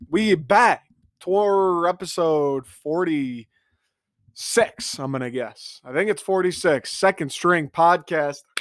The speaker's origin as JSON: {"language": "English", "area": "Big Ten country", "region": "Midwest", "country": "United States", "said": "I'm from Big Ten country, I went to a Big Ten school, I've lived in a Big Ten environment my entire life"}